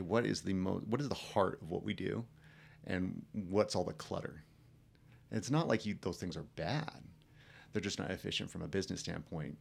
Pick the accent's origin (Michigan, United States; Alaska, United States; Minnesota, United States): Alaska, United States; Delta Junction; I grew up in a rural town uh, called Delta Junction